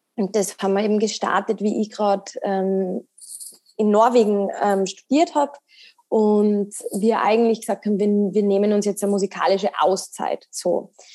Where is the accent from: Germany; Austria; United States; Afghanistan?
Austria; Salzburg; bin aus Salzburg